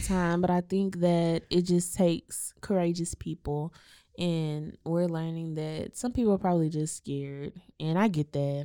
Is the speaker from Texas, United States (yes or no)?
yes; Waco, Texas, United States; we grew up in Waco I S D